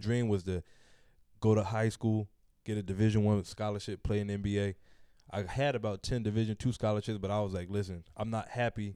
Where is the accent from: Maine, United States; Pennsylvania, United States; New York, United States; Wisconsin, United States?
Pennsylvania, United States; Philadelphia; growing up in Philly, if you're in that black neighborhood